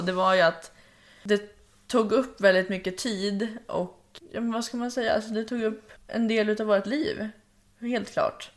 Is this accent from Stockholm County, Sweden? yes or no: yes; Hölö, Stockholm County, Sweden; also born or lived in Tullgarn; jag föddes 2001 i Hölö som är i närheten av Nyköping